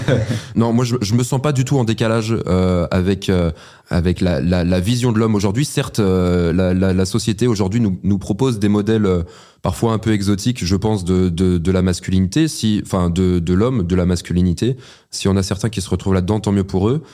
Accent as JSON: {"language": "French", "country": "France", "said": "je suis un Français passionné"}